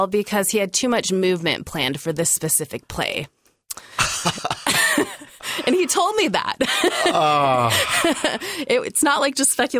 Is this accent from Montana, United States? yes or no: yes; Missoula, Montana, United States; now in Portland, United States; I started out in my hometown in Missoula, Montana, with Missoula Children's Theater.